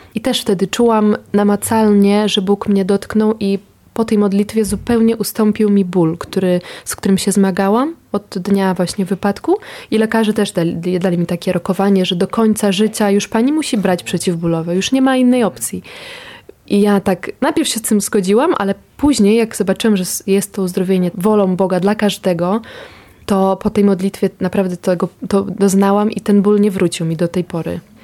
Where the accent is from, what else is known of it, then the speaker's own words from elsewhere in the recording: Ukraine; now in Poland; ja też pochodzę z Ukrainy